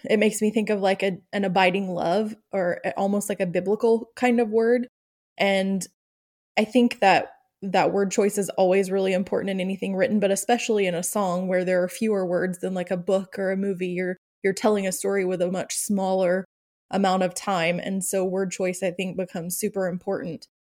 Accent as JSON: {"language": "English", "region": "Oklahoma", "country": "United States", "tie": "born or raised there", "said": "growing up in the South slash Midwest, I'm, obviously I, we've talked about, I live in Oklahoma, which is right in the middle"}